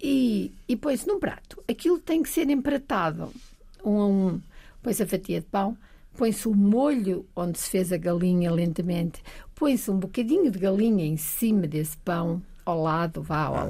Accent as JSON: {"language": "Portuguese", "town": "Bragança", "region": "Norte", "country": "Portugal", "tie": "born or raised there", "also_born_or_lived": "Alentejo", "moved": "as an adult", "said": "cresci em Trás-os-Montes, cresci em Bragança"}